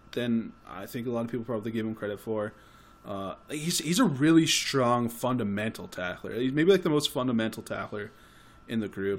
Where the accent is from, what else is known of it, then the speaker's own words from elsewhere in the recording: Canada; we're Canadian